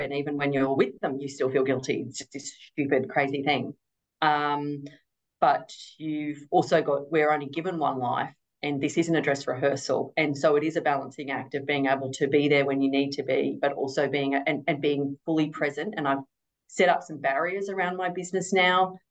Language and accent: English; Golden Triangle, northern New South Wales, Australia; is the region in which I grew up in northern New South Wales. We grew up in the Golden Triangle of farming. It's sort of around that North Star, Yetman district there